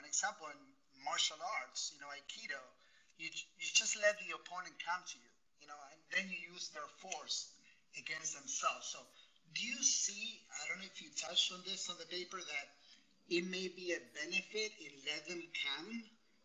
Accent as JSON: {"language": "English", "country": "Argentina", "tie": "born or raised there", "moved": "yes", "lives_now": "Miami, United States", "said": "I grew up in Argentina."}